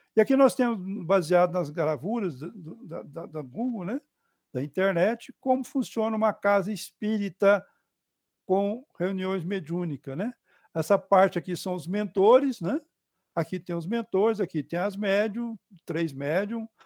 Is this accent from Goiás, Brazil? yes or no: yes; Goiás, Brazil; um goiano, né, porque eu nasci em Goiás